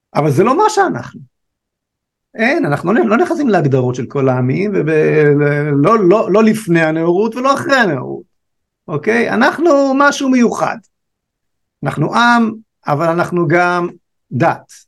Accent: Israel; שואל אותנו מאיפה אתם, אז אה, אמרנו לו מישראל

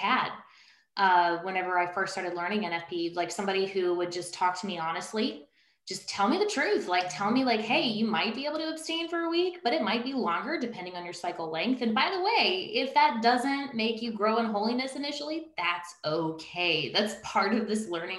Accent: Baton Rouge, Louisiana, United States; now in Northern Virginia, United States; I'm originally from Baton Rouge.

